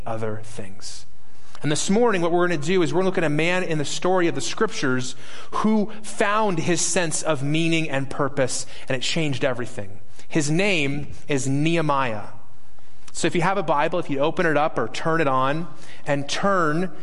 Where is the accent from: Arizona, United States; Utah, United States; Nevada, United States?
Nevada, United States; Las Vegas; I'm from Las Vegas